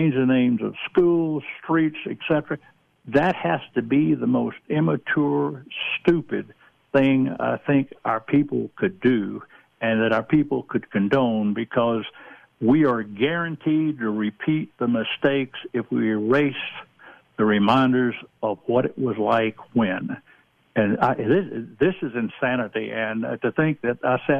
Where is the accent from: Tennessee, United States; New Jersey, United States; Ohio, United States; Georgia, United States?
Georgia, United States; moved away; I come from the Deep South. I'm originally from Georgia.